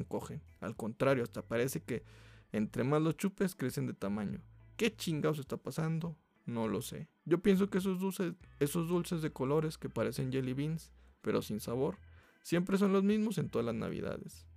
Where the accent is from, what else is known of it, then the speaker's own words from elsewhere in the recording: Mexico; como buen mexicano